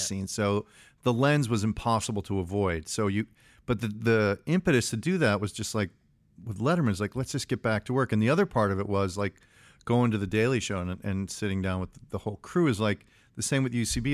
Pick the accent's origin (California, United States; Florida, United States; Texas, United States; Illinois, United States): Illinois, United States; Chicago; I grew up in Chicago.